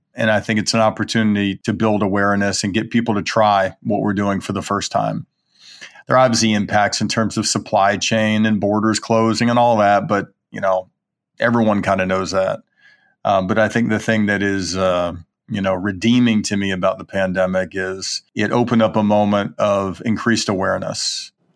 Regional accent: Birmingham, Alabama, United States; I grew up in Birmingham, Alabama, eating eggs and butter and bacon, you know, for breakfast

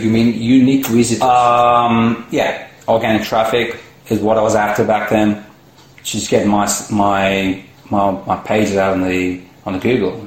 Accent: India; moved away as an adult; also born or lived in United States / Singapore; now in Australia; originally I come from India. So I, I came, here, came to Australia to study

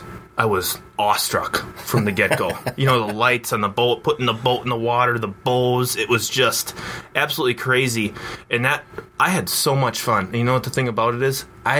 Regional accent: Stratford, Wisconsin, United States; it's right in my hometown, Stratford. Like we said before, 1,300 people.

